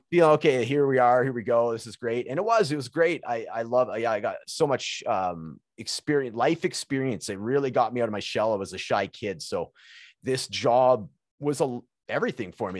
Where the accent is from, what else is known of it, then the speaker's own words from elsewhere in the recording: British Columbia, Canada; moved away as an adult; also born or lived in Alberta; now in Edmonton, Canada; So I'm from British British Columbia, which is kind of like where Vancouver is in that area of, of Canada.